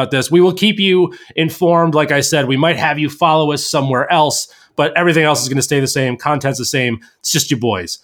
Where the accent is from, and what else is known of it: Albany, New York, United States; born or raised there